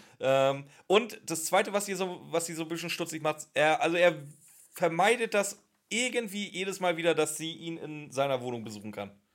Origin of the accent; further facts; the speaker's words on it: Northern Germany, Germany; Bei uns in Norddeutschland